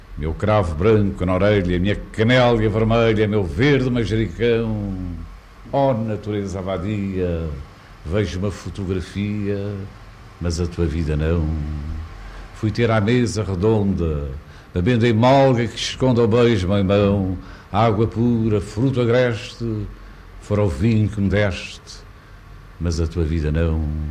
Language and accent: Portuguese; Porto, Norte, Portugal; Cidade Minha é o Porto, a cidade onde nasci, a cidade onde vivo